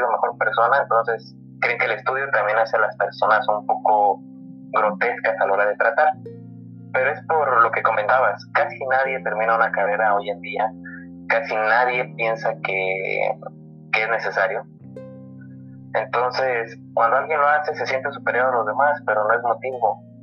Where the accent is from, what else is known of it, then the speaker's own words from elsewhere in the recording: Guanajuato, Mexico; Orgullo Guanajuatense, donde soy yo